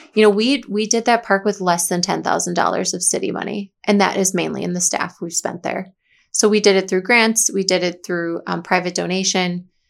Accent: Watertown, Wisconsin, United States; serve the community I was born and raised

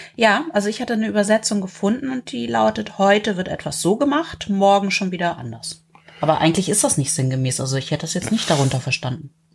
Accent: the North, Northern Germany, Germany; bei uns im Norden

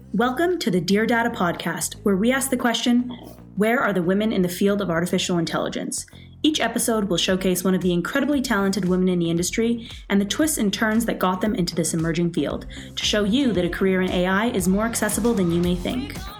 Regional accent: Calgary, Alberta, Canada; growing up in Calgary

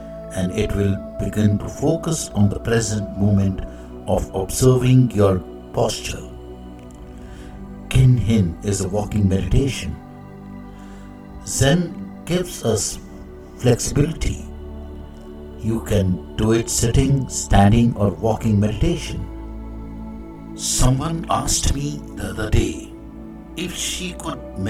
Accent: India; I am the Indian monk.

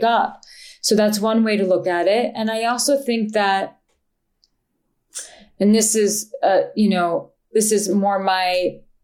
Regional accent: New York, United States; I'm a New Yorker and I'm a Jew

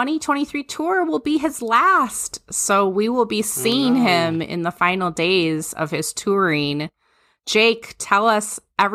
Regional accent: Minnesota, United States; I was fortunate enough growing up in Minnesota

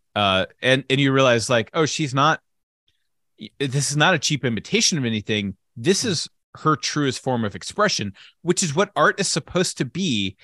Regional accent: United States; an American citizen

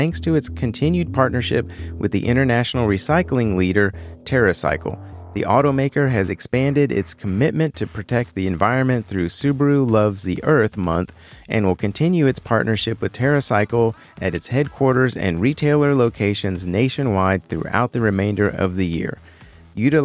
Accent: Texas, United States; Central Texas, my home state

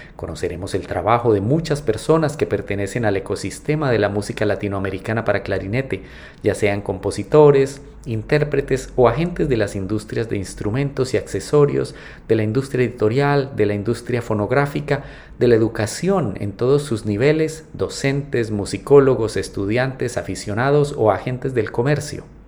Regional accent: Colombia; Yo soy clarinetista colombiano

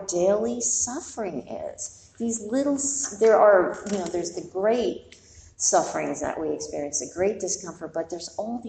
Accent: New York, United States; I'm born and raised in New York

